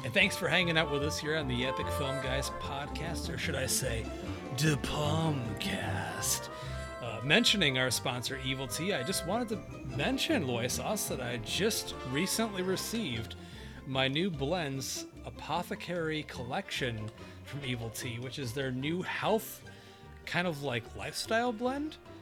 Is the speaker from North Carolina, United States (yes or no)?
no; Binghamton, New York, United States; my hometown, Binghamton